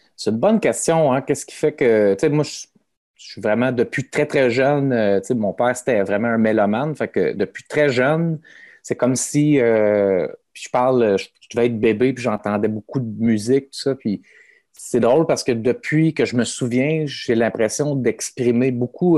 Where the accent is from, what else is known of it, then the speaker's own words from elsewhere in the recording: Sorel, Quebec, Canada; also born or lived in Montreal; Moi, je suis natif de Sorel. Euh, en fait, assez jeune, dans fond, autour de, de, 17 ans, je suis parti de Sorel, puis je suis allé habiter à Montréal